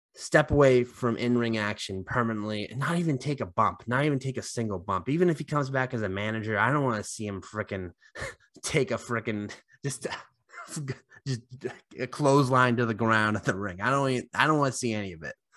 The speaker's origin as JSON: {"language": "English", "town": "Haverhill", "region": "Massachusetts", "country": "United States", "said": "we're obviously both from Mass, and John Cena's from West Newbury, and not just from Mass, like, Uh, we're both from Haverhill"}